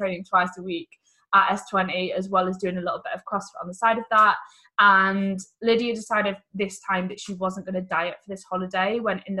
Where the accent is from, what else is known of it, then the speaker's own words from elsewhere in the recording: Sheffield, Yorkshire and the Humber, United Kingdom; I was brought up in Sheffield